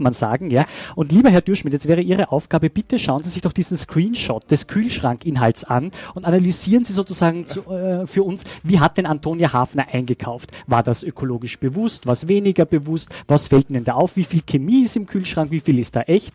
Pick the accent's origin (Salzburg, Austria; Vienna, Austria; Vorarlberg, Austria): Salzburg, Austria; meiner Heimat Salzburg